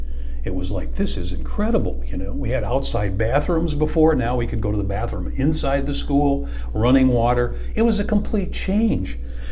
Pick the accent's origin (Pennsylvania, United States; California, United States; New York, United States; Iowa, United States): Iowa, United States; Cedar Rapids; moved away; also born or lived in Martelle / Fairfax; I was born and raised in outside of Cedar Rapids, but initially I lived in Martell and on K Street, before we moved to Waconia Lane, and ultimately Fairfax, where I was when I graduated in high school in 1964.